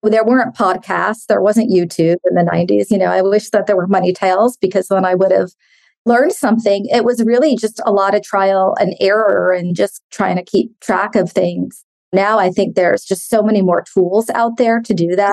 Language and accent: English; San Francisco, California, United States; I grew up in San Francisco.